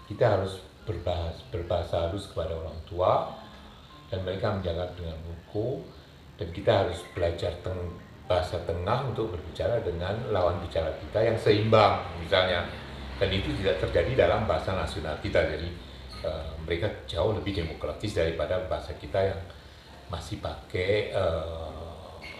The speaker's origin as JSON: {"language": "Indonesian", "region": "Java", "country": "Indonesia", "said": "pencetus Indonesia itu juga orang Jawa jadi otomatis saya sebagai orang Jawa saya mendukung Indonesia ini"}